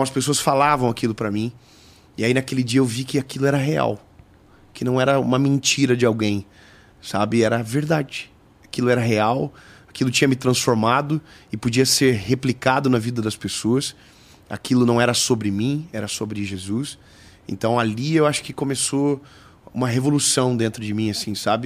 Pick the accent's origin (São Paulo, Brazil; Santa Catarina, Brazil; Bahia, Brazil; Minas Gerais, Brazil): Santa Catarina, Brazil; Joinville; Eu sou de Joinville, eu sou de uma cidade de 600 mil pessoas. Então, eu estaria extremamente feliz se ficasse só lá. Inclusive, eu nunca mudei, porque eu amo a minha cidade